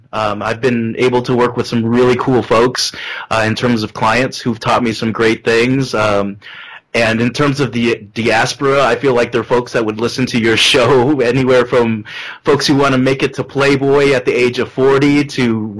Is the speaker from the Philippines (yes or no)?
yes; Philippines; someone being really proud of being Filipino for the longest time